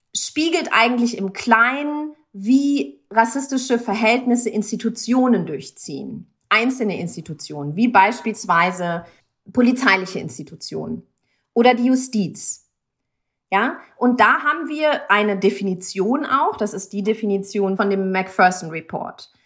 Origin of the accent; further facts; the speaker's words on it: Germany; in Deutschland, wo ich aufgewachsen bin